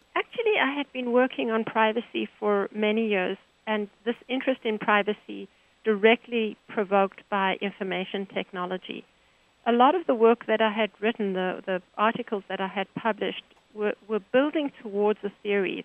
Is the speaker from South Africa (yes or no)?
yes; Johannesburg, Gauteng, South Africa; now in United States; I'm from South Africa, Johannesburg